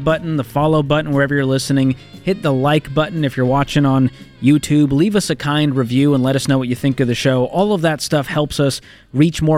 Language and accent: English; Boston, Massachusetts, United States; I'm from the Boston area